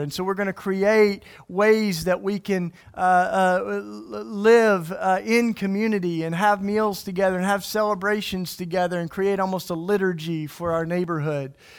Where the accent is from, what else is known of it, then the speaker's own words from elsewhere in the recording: East Tennessee, United States; now in Philadelphia, United States; I grew up in the church, and I grew up in East Tennessee.